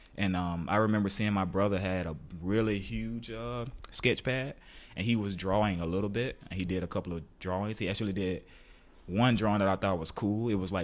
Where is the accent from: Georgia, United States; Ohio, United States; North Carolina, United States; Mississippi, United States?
Georgia, United States; Macon; also born or lived in New York, United States; Yeah, I grew up in Macon, Georgia.